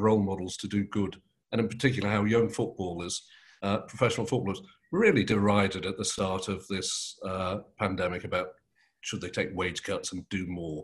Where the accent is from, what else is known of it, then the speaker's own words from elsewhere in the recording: Manchester, North West England, United Kingdom; We were both born and bred in Manchester